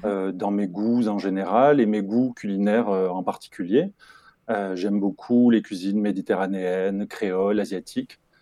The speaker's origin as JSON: {"language": "French", "area": "Toulouse area", "region": "Occitania", "country": "France", "tie": "born or raised there", "said": "je suis originaire du sud-ouest de la France et plus particulièrement de la région toulousaine"}